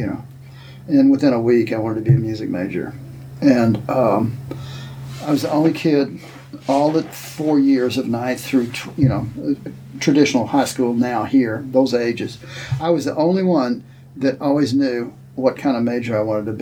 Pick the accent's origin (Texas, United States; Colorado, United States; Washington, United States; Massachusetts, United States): Texas, United States; now in Illinois, United States; I grew up in Texas